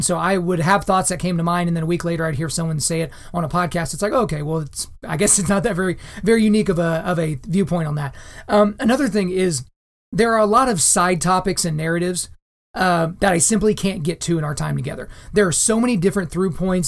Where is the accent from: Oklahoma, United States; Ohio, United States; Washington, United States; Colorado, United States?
Oklahoma, United States; Lawton; I grew up in a surprisingly diverse town in Southwest Oklahoma.